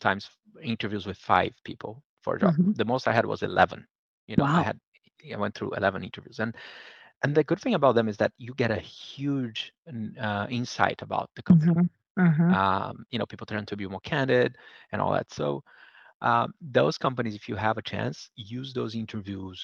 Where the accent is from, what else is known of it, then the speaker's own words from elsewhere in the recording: Brazil; moved away; I was growing up in Brazil